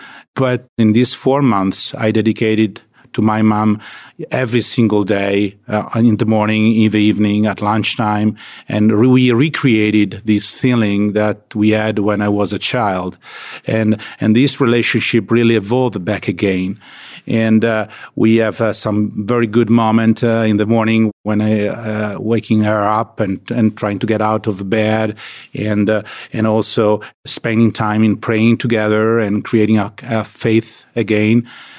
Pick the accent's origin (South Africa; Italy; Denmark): Italy; Lombardy; English is a second language; Yeah, I grew up in Italy, in a small village in the countryside of Milan.